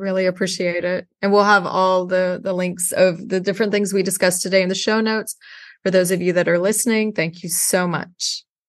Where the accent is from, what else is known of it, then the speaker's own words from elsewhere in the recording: Houston, Texas, United States; moved away; I grew up in Houston, Texas.